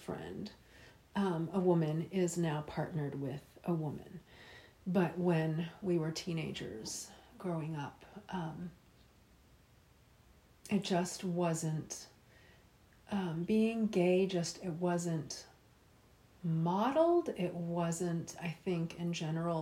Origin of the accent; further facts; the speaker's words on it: Tallahassee, Florida, United States; I grew up in Tallahassee, Florida, which is the Deep South, from about 1987 until the year 2000